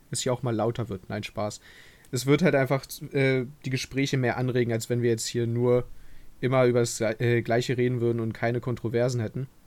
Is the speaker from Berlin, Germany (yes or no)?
yes; Berlin, Germany; Ich komme auch aus Berlin, anders als Niklas.